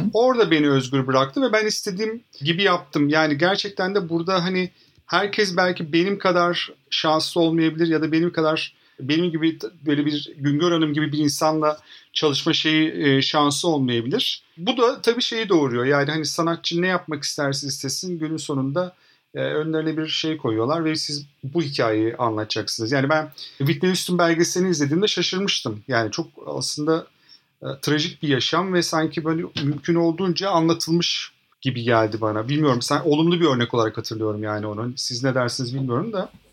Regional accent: İzmir, Turkey; İzmir'de büyüdüm ben.

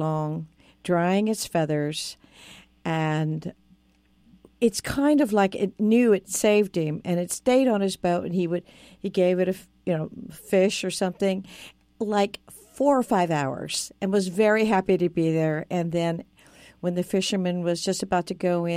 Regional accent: California, United States; born or raised there; now in New York City, United States

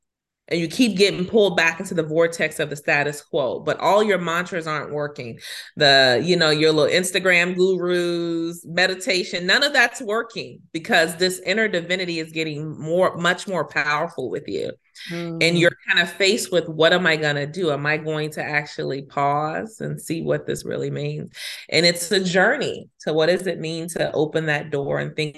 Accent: Chicago, Illinois, United States; I'm from Chicago. I resonate with her story very much as a Southside girl from the city of Chicago.

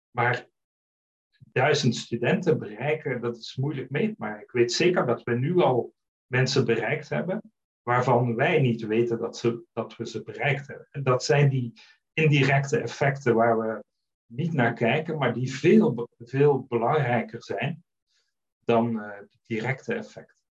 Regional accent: Netherlands; moved away as an adult; also born or lived in Flanders, Belgium; now in Belgium; Ik ben een Nederlander die eh, uitgeweken is naar eh, Vlaanderen. Ik woon hier nu 15 jaar.

